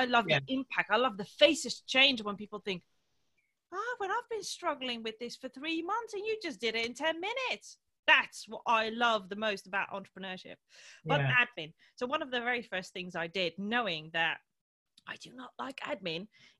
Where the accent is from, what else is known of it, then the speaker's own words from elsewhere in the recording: Morocco; born there; they sacrificed leaving their birth country, which is also my birth country because I was born in Morocco